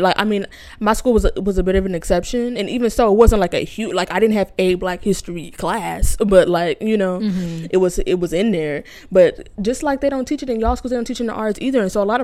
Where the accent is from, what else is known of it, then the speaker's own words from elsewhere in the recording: United States; I'm very lucky to have grown up in a community of black people, so I have been in touch with my history as much as you can as a black American